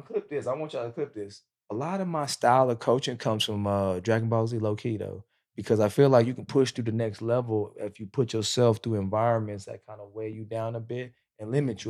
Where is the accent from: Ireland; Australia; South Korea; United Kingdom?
South Korea; I grew up in Korea.